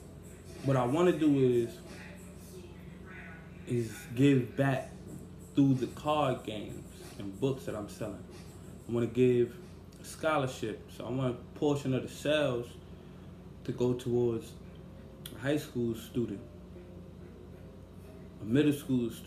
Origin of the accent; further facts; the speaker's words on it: New York City, New York, United States; I grew up in Brownsville, Mitchell Projects, Bronx